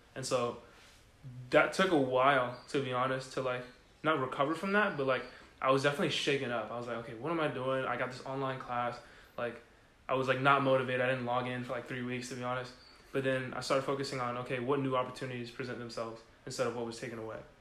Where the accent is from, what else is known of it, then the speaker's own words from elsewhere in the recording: San Diego, California, United States; moved away as an adult; also born or lived in Houston, Texas; I'm from San Diego, California. Uh, born and raised